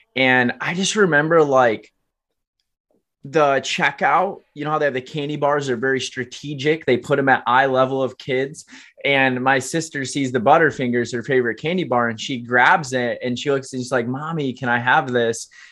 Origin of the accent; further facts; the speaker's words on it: Alamo, Michigan, United States; I was born and raised in Kalamazoo, Michigan, actually Alamo, Michigan, very small farm town outside of Kalamazoo